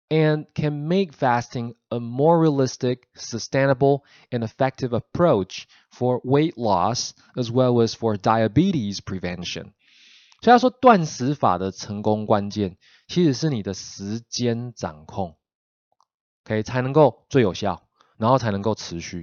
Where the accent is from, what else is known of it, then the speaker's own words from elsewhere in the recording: Taiwan; 我们台湾人